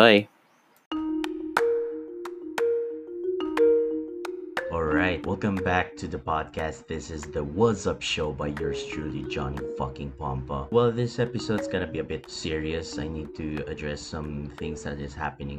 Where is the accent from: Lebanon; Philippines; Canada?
Philippines; I'm a Filipino